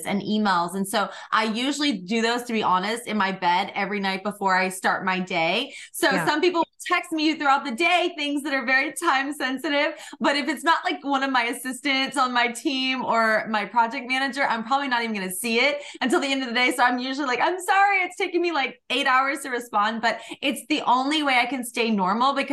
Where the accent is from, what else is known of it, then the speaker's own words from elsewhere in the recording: Georgia, United States; I grew up in Georgia, really humble beginnings